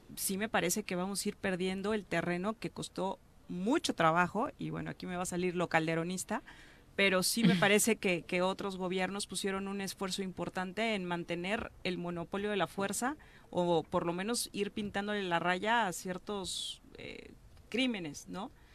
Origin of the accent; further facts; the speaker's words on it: Mexico; como mexicana